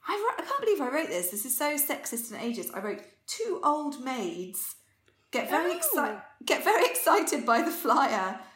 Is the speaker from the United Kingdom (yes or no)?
yes; near Oxford, South East England, United Kingdom; I grew up near Oxford